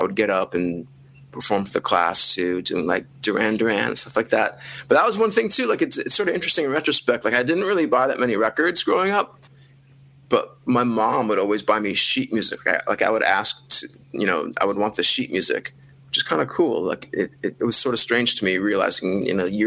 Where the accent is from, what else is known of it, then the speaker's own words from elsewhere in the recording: Wilmette, Illinois, United States; I grew up in Wilmette, which is two cities north of Chicago along the lake.